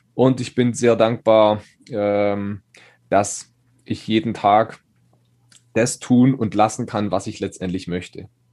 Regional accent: Schonach, Baden-Württemberg, Germany; in Schonach, da wo ich herkomme, kleines, kleiner Ort mit 4000 Einwohnern.

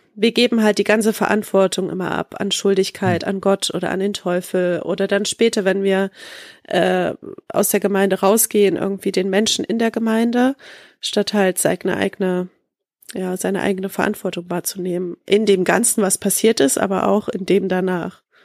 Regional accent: Leipzig, Saxony, Germany; ich komme ja in Leip aus Leipzig

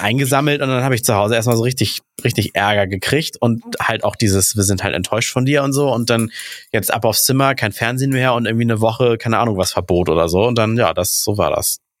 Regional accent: Hamburg, Germany; hier in Duvenstedt, wo ich aufgewachsen bin

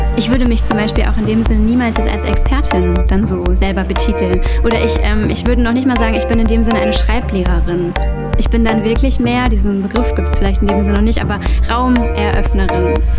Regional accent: Essen, North Rhine-Westphalia, Germany; moved away as an adult; also born or lived in Berlin / Potsdam; ich bin gebürtig aus Essen und bin dann zum Studium äh, nach Berlin gezogen

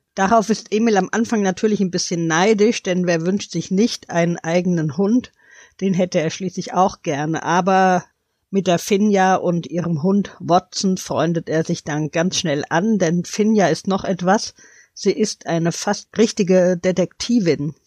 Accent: Hanau, Hesse, Germany; Ich komme ja aus Hanau

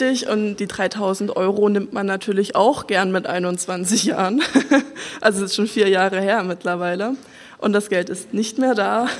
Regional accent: Saxony, Germany; also born or lived in Salzburg; ich bin gebürtige Sächsin ich stehe da auch voll dazu. Also ich komme aus einem kleinen Dorf, hier eine halbe Stunde weg von Dresden

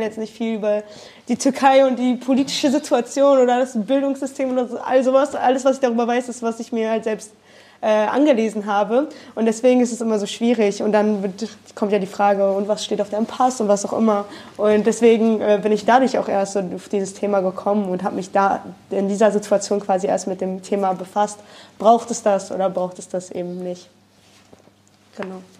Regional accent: Germany; moved away as an adult; now in Netherlands; ich komme aus Deutschland

